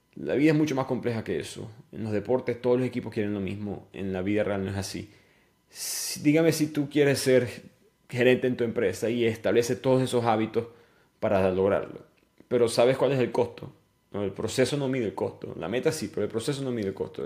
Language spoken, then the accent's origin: Spanish; Maracaibo, Zulia, Venezuela; una carretera de Maracaibo, donde yo nací